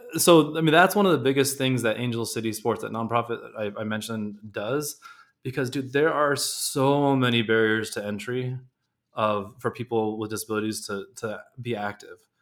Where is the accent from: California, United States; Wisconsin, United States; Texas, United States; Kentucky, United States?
California, United States; Southern; I grew up in Southern California